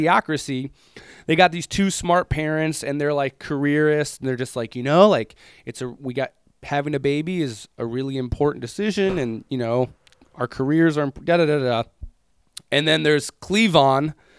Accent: United States; as an American dude

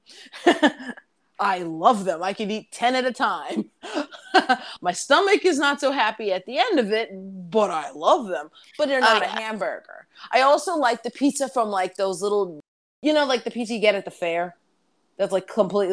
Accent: New York City, New York, United States; I'm a New Yorker.

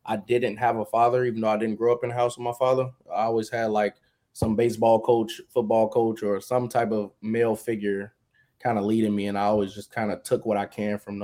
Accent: Chicago, Illinois, United States; I'm from South Chicago. I grew up around a lot of violence

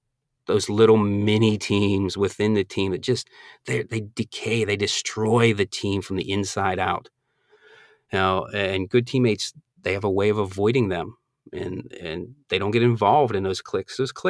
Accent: Northeast, United States; Now, I'm originally from the Northeast, so when I moved down here, I thought alligators were, I thought they were like rattlesnakes.

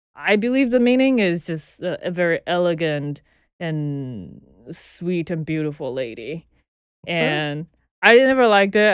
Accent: Chengdu, Sichuan, China; moved away as an adult; now in Brooklyn, United States; I was born in Chengdu, China. Chengdu is uh, southwest part of China, so it's England. And I was born and grew up there till I was, I think it was just past 21 when I came here.

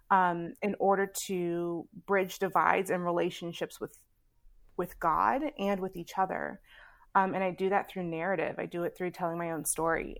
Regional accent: Houston, Texas, United States; now in Chicago, United States; Born and raised in Houston

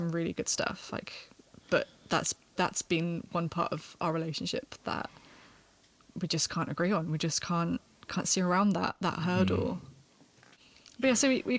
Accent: United Kingdom; moved away as an adult; also born or lived in Cardiff; I grew up in Battersea, and the music scene is pretty dire in comparison to Cardiff

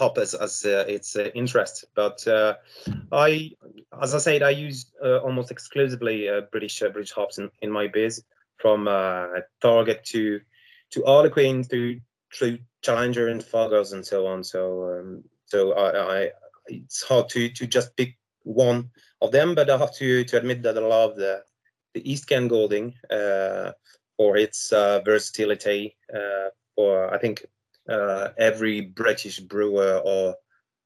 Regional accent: Brittany, France; I'm from France, Brittany, so west part of France

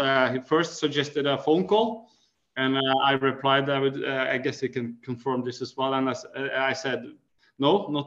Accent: Norway; we come from Norway.

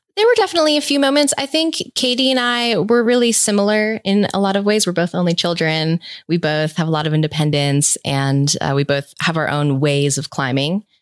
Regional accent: Rhode Island, United States; moved away as an adult; now in Boulder, Colorado, United States; I'm originally from the East Coast, from Rhode Island, but I moved to Colorado in two thousand ten to pursue climbing

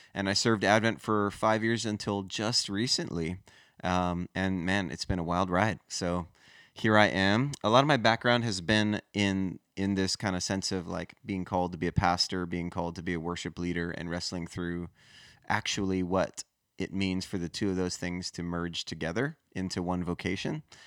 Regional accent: Hawaii, United States; moved away as an adult; also born or lived in Los Angeles / Denver; now in South Florida, United States; I grew up in Hawaii

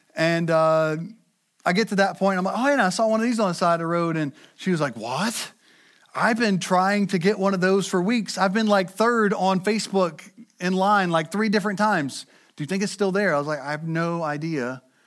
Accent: United States; we as American Christians

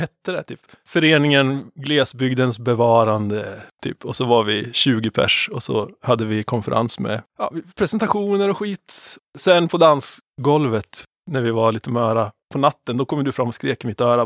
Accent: Sveg, Jämtland, Sweden; det är ett gäng svegare, vi är från Sveg båda två

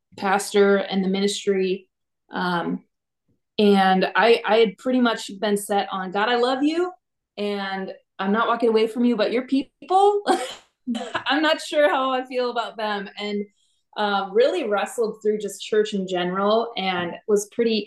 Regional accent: northern Minnesota, United States; also born or lived in Alexandria, Minnesota; it all started back in northern Minnesota. I grew up in a pastor's family

